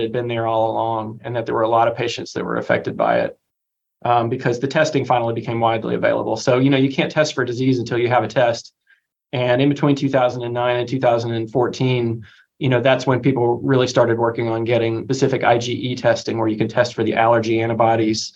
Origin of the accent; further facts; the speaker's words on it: Crossville, Tennessee, United States; also born or lived in Birmingham, Alabama / Connecticut; I grew up in East Tennessee, and my joke is that in my hometown of Crossville, Tennessee